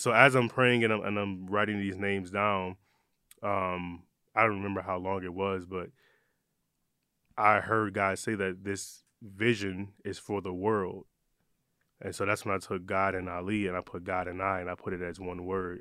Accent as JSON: {"language": "English", "town": "Detroit", "region": "Michigan", "country": "United States", "tie": "born or raised there", "also_born_or_lived": "Ypsilanti, Michigan", "said": "I love saying I'm from Detroit because I lived there. I I grew up there when I was younger, but I moved around a lot"}